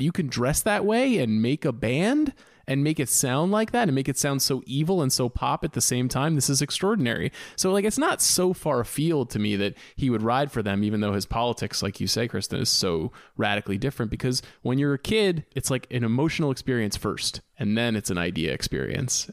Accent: Long Island, New York, United States; I'm from Long Island, New York

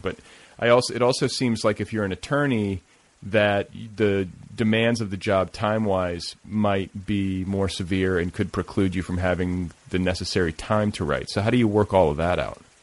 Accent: Indiana, United States; moved away; I grew up in the Midwest and uh, in Indiana, just up the road

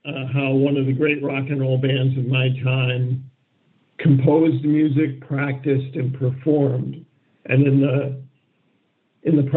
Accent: Syracuse, New York, United States; also born or lived in Ann Arbor, Michigan; I grew up in Syracuse, New York, which at that time was more or less a backwater.

